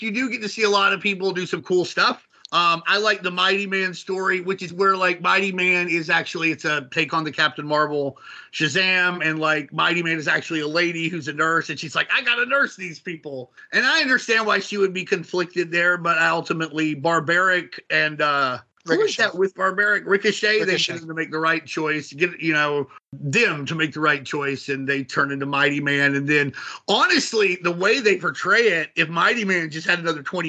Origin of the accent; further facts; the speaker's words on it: Arkansas, United States; growing up in Arkansas